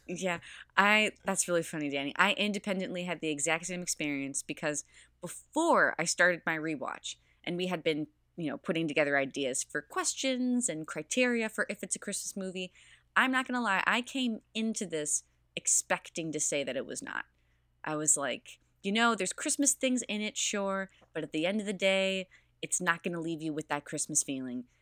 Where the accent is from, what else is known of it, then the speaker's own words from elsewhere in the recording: Midwest, United States; I grew up in the Midwest